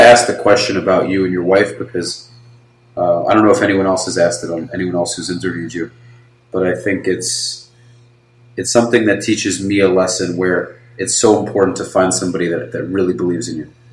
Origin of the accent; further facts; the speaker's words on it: New York, United States; moved away; also born or lived in Florida; I was born in America